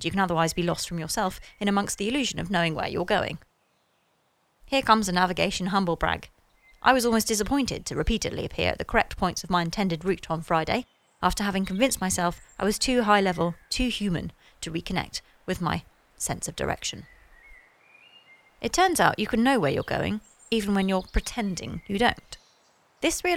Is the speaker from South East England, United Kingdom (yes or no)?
yes; Sussex, South East England, United Kingdom; I grew up in Sussex